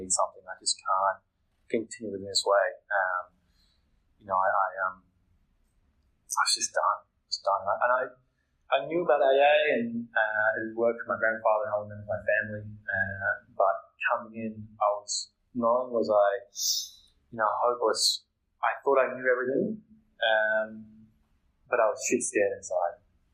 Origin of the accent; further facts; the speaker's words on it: Melbourne, Victoria, Australia; I'm from Melbourne, Victoria